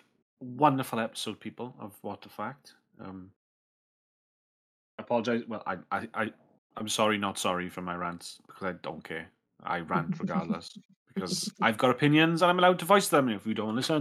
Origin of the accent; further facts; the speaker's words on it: Wales, United Kingdom; I'm Welsh, not British